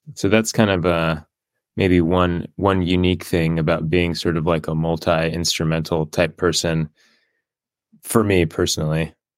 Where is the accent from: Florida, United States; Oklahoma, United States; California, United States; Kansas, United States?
California, United States; Encinitas; moved away as an adult; also born or lived in Davis, California; now in San Francisco, United States; I grew up in North County, San Diego, so, like, Encinitas area